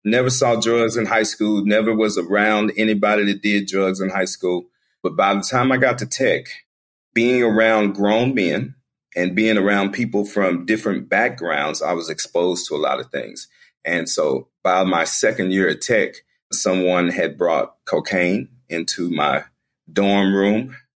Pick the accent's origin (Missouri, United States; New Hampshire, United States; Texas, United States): Texas, United States; Dallas; I was born and raised here in Dallas, Texas